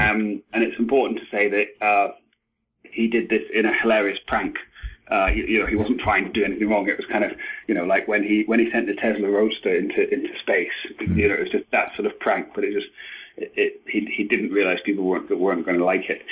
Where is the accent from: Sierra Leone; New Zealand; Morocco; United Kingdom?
United Kingdom; Edinburgh, Scotland; moved away as an adult; I'm from Edinburgh in Scotland